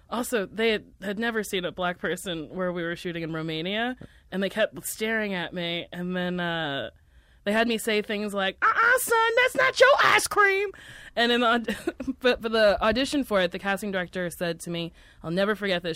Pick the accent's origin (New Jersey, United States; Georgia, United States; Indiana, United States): New Jersey, United States; Middletown; moved away; also born or lived in New York; Middletown, New Jersey.